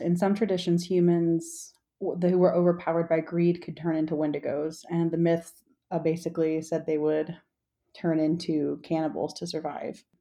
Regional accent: the South, United States; moved away; I grew up in the South

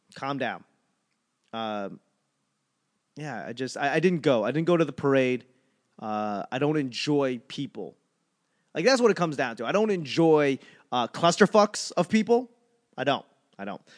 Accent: Boston, Massachusetts, United States; moved away; also born or lived in Los Angeles; I'm from Boston, but I lived in L A long enough

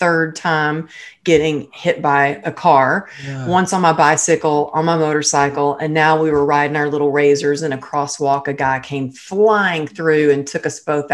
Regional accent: Texas, United States; now in Los Angeles, United States; I'm originally from Texas, I'm

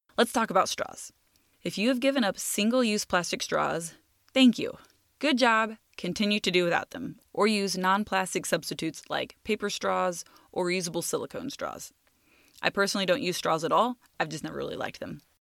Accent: United States; I'm speaking as an American

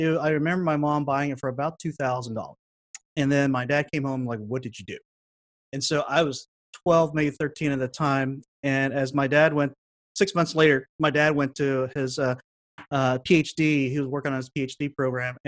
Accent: Dallas, Texas, United States; moved away as an adult; now in Toronto, Canada; I grew up in Dallas when there wasn't a whole lot of Hmong people around

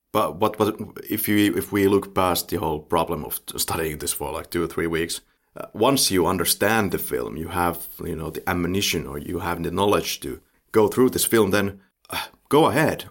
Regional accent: Finland; the Finnish way of looking at this

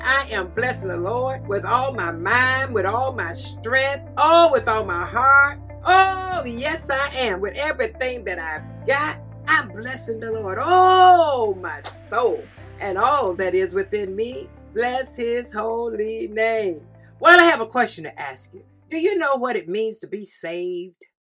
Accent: the South, United States; I'm from the South

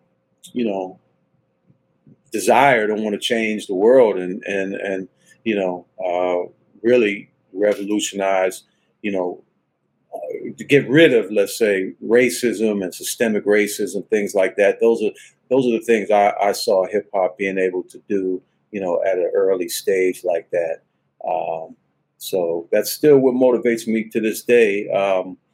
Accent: Washington, District of Columbia, United States; I grew up in Washington, D.C.

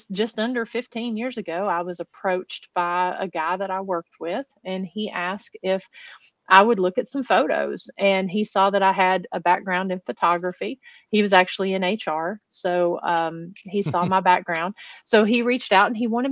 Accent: Huntsville, Tennessee, United States; I grew up here in the Appalachian Mountains of East Tennessee

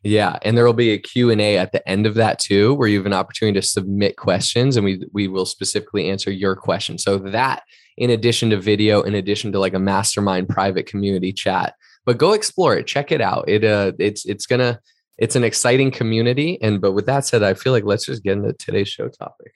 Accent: East Coast, United States; moved away as an adult; also born or lived in Boston; now in Southern California, United States; an East Coaster myself, like, from the East Coast

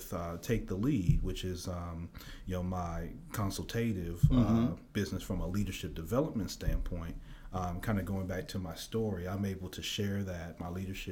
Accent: Memphis, Tennessee, United States; also born or lived in Chicago; I'm from Memphis, Tennessee. I was actually born in Chicago, moved down here when I was young.

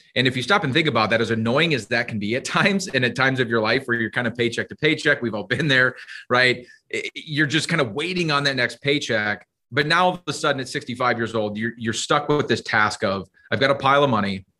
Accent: Iowa, United States; now in Minnesota, United States; I grew up in Iowa

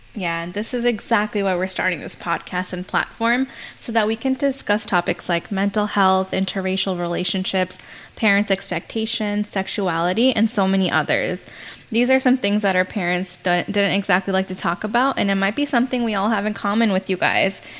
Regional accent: United States; first generation Indians living in America. This means that we are the first generation of kids born outside of India

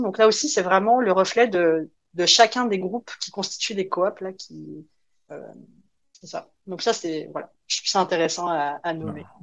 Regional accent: France; moved away; mon petit accent me trahit évidemment, donc, euh, je, je viens de la France.

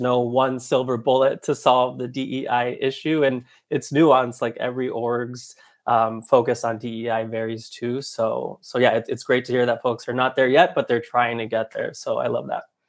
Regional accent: Anaheim, California, United States; I'm originally from Anaheim, California, so I grew up going to Disneyland quite often

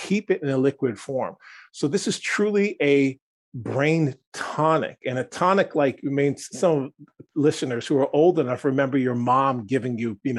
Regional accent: Wisconsin, United States; I come from Wisconsin, just north of you

